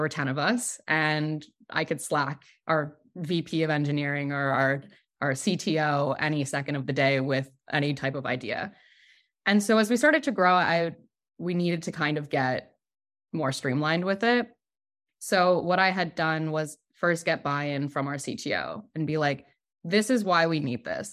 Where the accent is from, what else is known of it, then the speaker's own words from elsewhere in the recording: New York, United States; also born or lived in Brooklyn; I'm from New York. I live in New York.